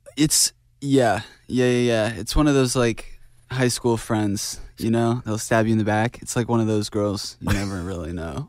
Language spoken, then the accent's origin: English; Idaho, United States; Growing up in Idaho, everything was very quiet